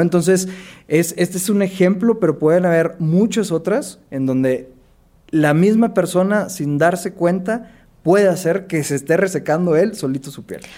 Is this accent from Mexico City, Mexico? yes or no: no; Monterrey, Nuevo León, Mexico; yo soy de Monterrey, soy dermatólogo y cirujano dermatólogo